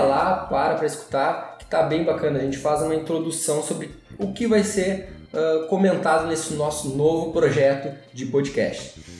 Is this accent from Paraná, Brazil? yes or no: no; Gaúcho, Rio Grande do Sul, Brazil; nós somos gaúchos